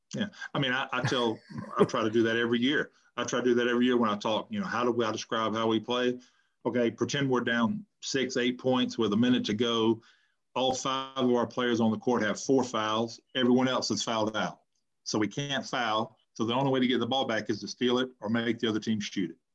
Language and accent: English; North Carolina, United States; I moved back to my hometown